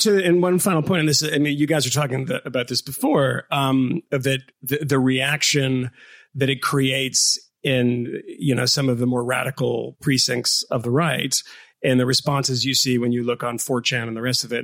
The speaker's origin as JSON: {"language": "English", "region": "the North", "country": "United States", "said": "as a Northerner"}